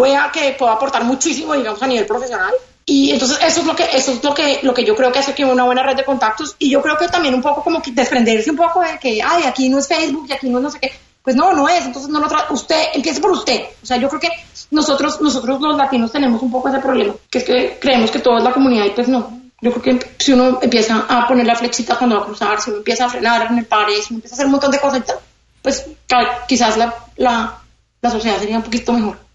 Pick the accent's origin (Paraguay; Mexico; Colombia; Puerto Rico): Colombia; moved away as an adult; now in Miami, United States; soy colombiana